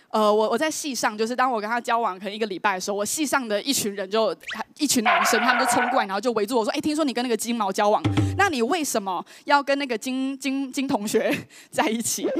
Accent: Taiwan; 就直接用N B A的方式打爆我们台湾人

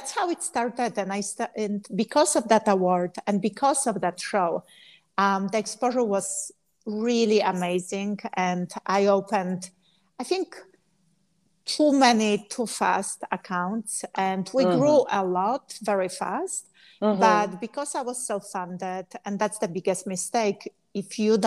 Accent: Poland; English is a second language; moved away; I'm from Poland

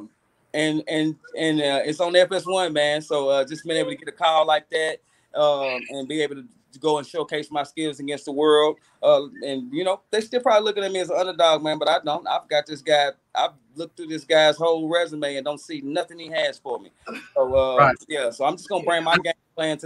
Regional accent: Chattanooga, Tennessee, United States; born or raised there

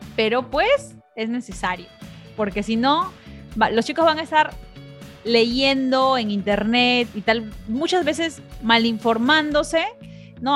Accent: Peru; now in United States; yo me crié en Perú, pero he pasado casi la mitad de mi vida aquí en Estados Unidos

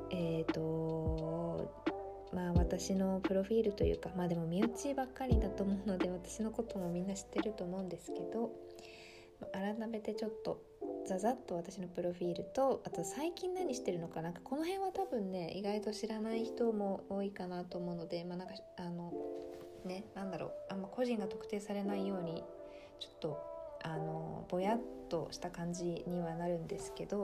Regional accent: Tokyo, Japan; born there; also born or lived in Iwate / Shizuoka / Hokkaido / Kyoto; now in Kanagawa, Japan; 生まれは東京なんですけど東京2年岩手5年静岡3年、えー、それ以降北海道大学から京都で4年間学び新卒は大阪で1年半働き

